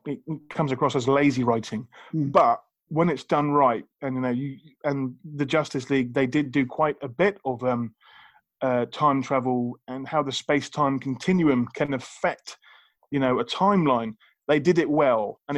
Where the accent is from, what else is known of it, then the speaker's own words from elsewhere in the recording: United Kingdom; I'm British